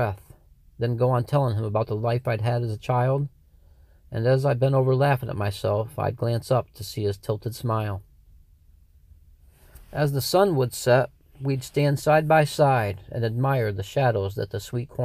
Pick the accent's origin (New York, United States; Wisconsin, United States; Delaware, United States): New York, United States; Sidney Center; I'm from Sydney Center, New York